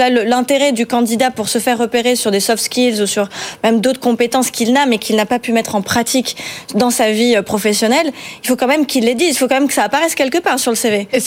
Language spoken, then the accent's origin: French; France; Vous faites la fierté euh, de chez nous en France.